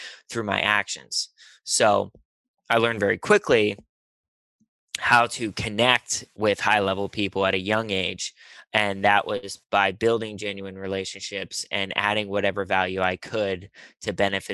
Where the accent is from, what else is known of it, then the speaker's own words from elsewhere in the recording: Pittsburgh, Pennsylvania, United States; moved away as an adult; also born or lived in Charlotte, North Carolina; now in Los Angeles, United States; I am from Pittsburgh, Pennsylvania